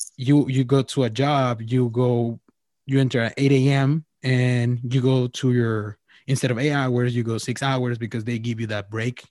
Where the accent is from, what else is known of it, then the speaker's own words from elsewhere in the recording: Mexico; I'm from Mexico